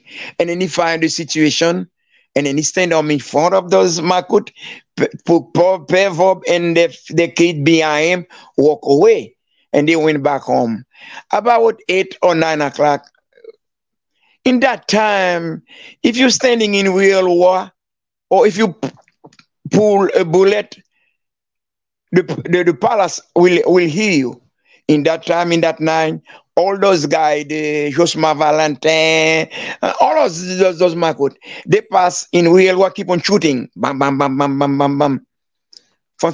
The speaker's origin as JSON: {"language": "English", "town": "Miragoâne", "region": "Nippes", "country": "Haiti", "tie": "born or raised there", "moved": "yes", "said": "Miragwan, my hometown"}